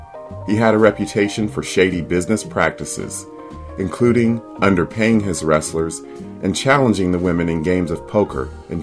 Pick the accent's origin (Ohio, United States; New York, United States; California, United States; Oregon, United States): Ohio, United States; Columbus; Columbus, Ohio, my hometown